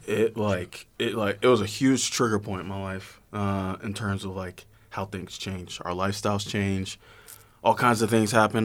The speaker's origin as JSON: {"language": "English", "town": "Atlanta", "region": "Georgia", "country": "United States", "moved": "as an adult", "said": "I'm from Georgia"}